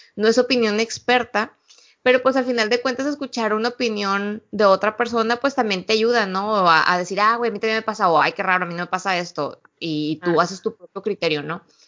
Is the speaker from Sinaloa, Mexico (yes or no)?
yes; Sinaloa, Mexico; moved away; Curiosamente todo el mundo quiere saber de qué parte de México soy. Y ya cuando les digo Sinaloa